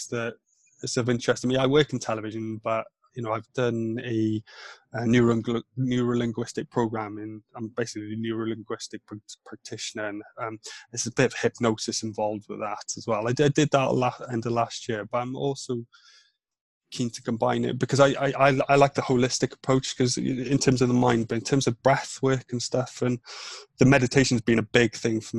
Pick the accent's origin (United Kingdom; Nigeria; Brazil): United Kingdom; Wales; first language Welsh; English is a second language; moved away; also born or lived in north of England; Welsh is my first language in terms of my mum and my dad speak Welsh